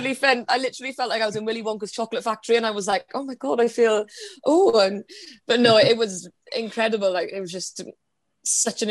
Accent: the Valleys, Wales, United Kingdom; I live back home in Wales. I'm from the Valleys

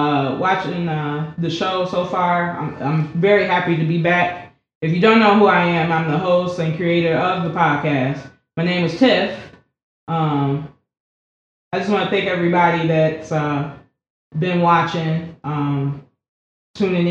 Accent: United States; I'm from the Lake County area.

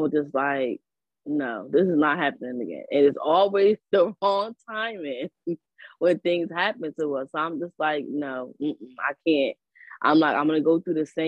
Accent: Newark, New Jersey, United States; I'm from Newark.

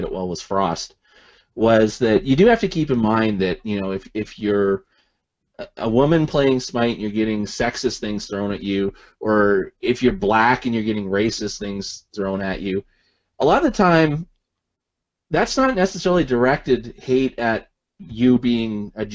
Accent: Canada; I'm Canadian

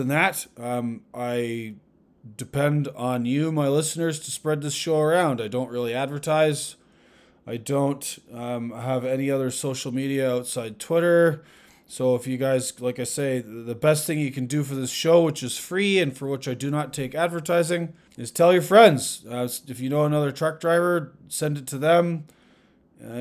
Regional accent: Ottawa, Ontario, Canada; now in United States; I live in the United States now. I did go home to Ottawa

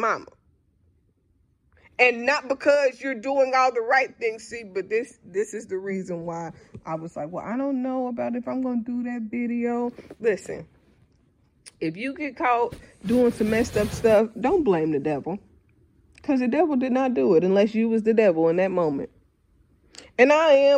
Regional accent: Dayton, Ohio, United States; I'm from Dayton

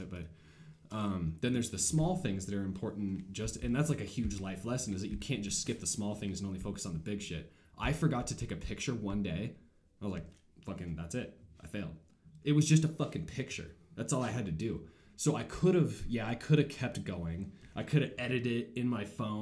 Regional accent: Montana, United States; I've been born and raised in Montana. I've been in Montana for 23 years, and I've hardly ever left.

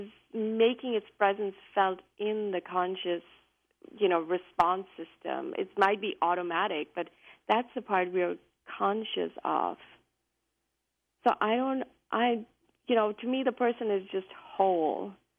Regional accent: India; now in United States; I came from India, I came to the U.S., and there were many things that were different, things that I didn't really understand

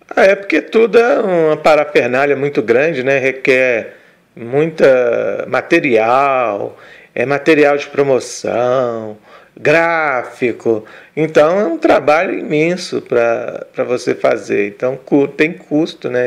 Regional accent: north of Minas Gerais, Brazil; onde eu mora, onde eu nasci, né, no norte de Minas

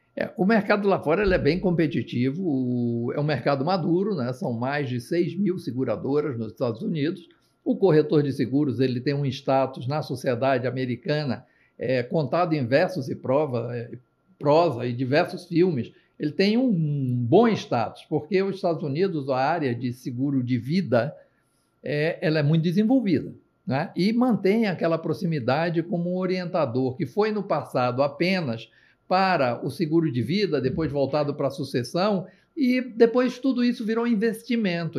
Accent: Itu, São Paulo, Brazil; Eu sou um corretor de seguros do interior. Eu sou de Itu

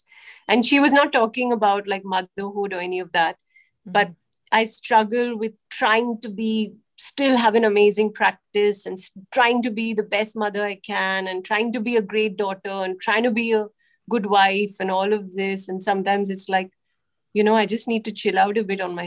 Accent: India; I'm Indian

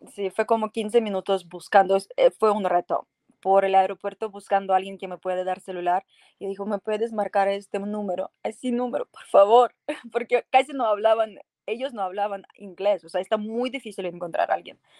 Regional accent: Poltava, Poltava Oblast, Ukraine; Spanish is a second language; moved away as an adult; now in Mexico; yo soy de Ucrania, mi ciudad se llama Poltava

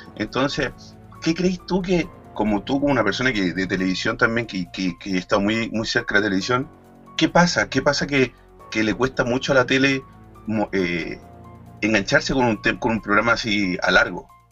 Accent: Chile; now in Spain; como chileno y que tenemos este programa en España

